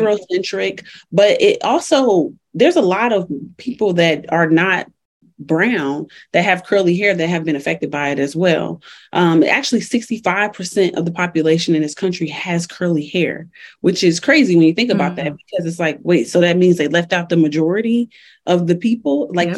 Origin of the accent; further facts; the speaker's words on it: Chicago, Illinois, United States; moved away as an adult; now in Colorado, United States; so I'm originally from Chicago, which I rep forever. I've been in Colorado though for 10 years.